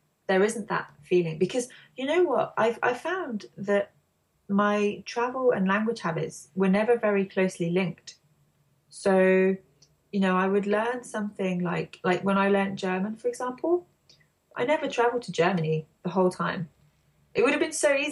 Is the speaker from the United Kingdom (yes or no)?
yes; England, United Kingdom; as a native English person